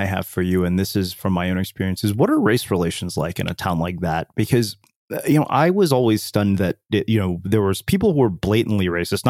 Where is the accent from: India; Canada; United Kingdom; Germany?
India; also born or lived in Texas, United States; as an Indian immigrant in a small Texas town, like I remember we were the only Indians there.